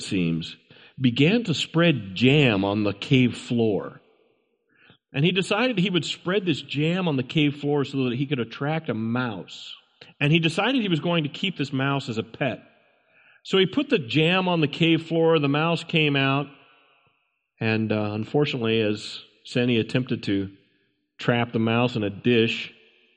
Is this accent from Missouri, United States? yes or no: yes; Hannibal, Missouri, United States; I remember as a boy, I grew up in the Hannibal, Missouri area